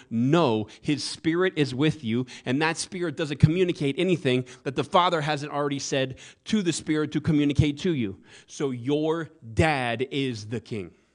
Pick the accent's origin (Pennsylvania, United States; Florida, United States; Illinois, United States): Florida, United States; the South; now in Phoenix, United States; I was raised in the South